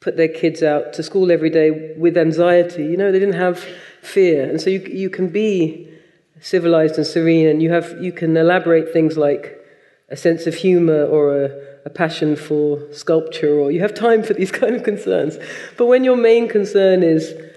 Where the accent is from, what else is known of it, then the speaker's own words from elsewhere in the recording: United Kingdom; when I was about 12, having a discussion with some other Jamaican British children